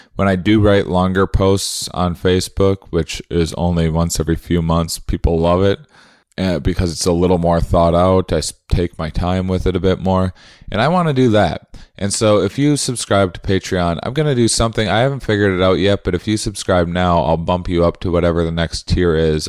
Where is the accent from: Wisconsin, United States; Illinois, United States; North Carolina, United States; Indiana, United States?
Wisconsin, United States; moved away; I'm from, uh, Wisconsin originally